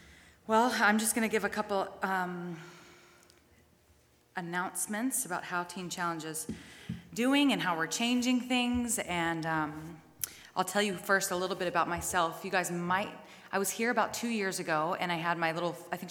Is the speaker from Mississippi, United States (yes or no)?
yes; Mississippi, United States; moved away as an adult; also born or lived in Pensacola, Florida / Georgia / Thunder Bay; now in Brandon, Canada; I went through Teen Challenge in Florida, Pensacola. I'm from Mississippi